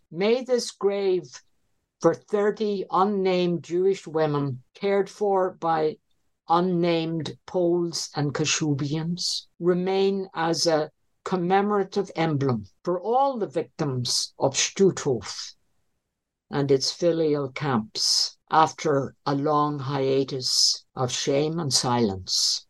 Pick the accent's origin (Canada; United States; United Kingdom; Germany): United Kingdom; Northern Ireland; moved away; the home I was brought up in in Northern Ireland